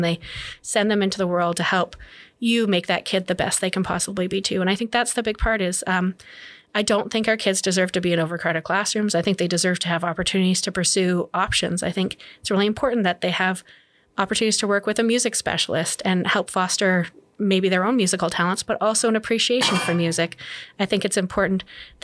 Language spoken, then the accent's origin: English; near Lesser Slave Lake, northern Alberta, Canada; now in Edmonton, Canada; I grew up in mostly in Canuso, up in northern Alberta, not far from the shores